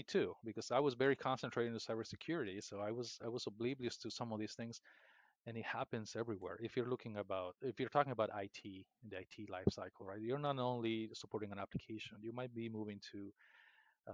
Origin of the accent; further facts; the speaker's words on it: Peru; moved away as an adult; now in United States; My hometown in the jungle of Peru